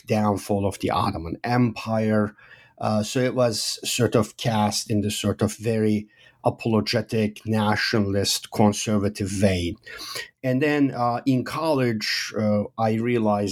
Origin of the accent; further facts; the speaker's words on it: Turkey; moved away; I grew up in Turkey. I'm from Turkey originally